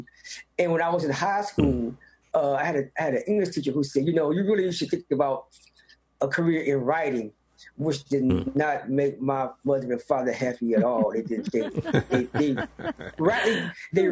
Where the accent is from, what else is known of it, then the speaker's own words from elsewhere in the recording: Gary, Indiana, United States; now in South Bend, United States; I'm originally from Gary, Indiana.